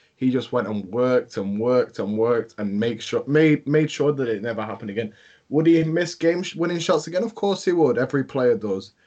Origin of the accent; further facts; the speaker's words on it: England, United Kingdom; I'm from England